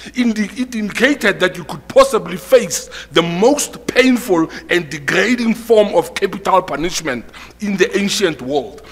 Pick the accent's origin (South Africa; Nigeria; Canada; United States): South Africa; as a South African